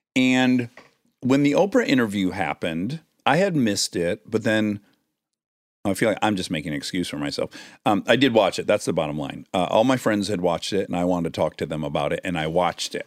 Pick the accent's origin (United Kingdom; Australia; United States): United States; I'm an American. It's part of my identity